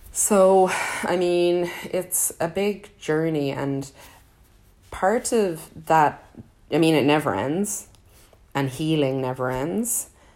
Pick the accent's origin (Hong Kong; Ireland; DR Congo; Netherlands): Ireland; I grew up in Ireland